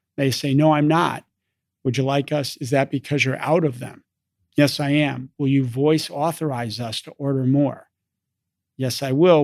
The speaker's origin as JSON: {"language": "English", "region": "East Coast", "country": "United States", "tie": "born or raised there", "also_born_or_lived": "London, England / Oxford, England / Chicago, Illinois", "moved": "as an adult", "said": "I grew up in the East Coast"}